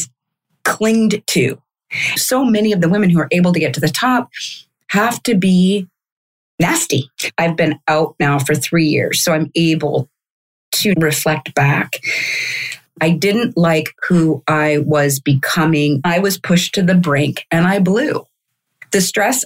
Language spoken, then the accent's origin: English; Kansas City, Missouri, United States; moved away; I grew up in Kansas City, Missouri